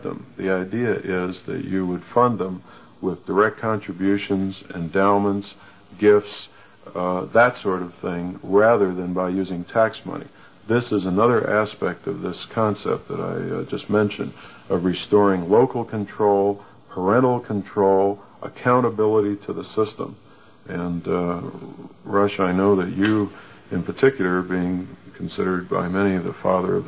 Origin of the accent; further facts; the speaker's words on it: United States; I'm an American, and I love my country and my community